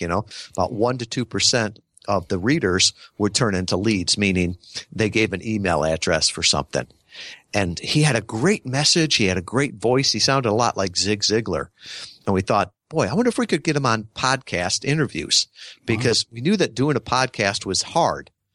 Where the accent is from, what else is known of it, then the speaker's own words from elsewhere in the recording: Midwest, United States; I grew up in the Midwest